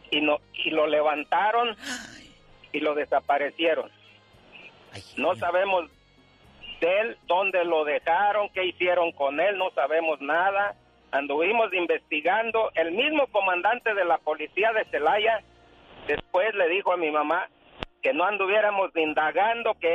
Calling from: Fresno, California, United States; En Fresno, Liva. en ah, Fresno.

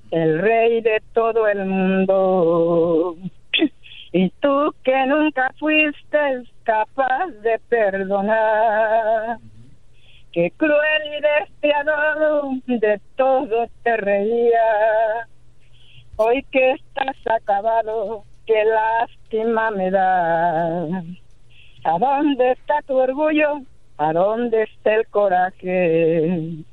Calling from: Pasadena, California, United States; De Los Ángeles, de Pasadena.

